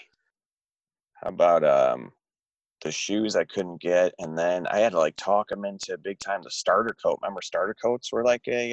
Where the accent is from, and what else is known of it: Chicago, Illinois, United States; born or raised there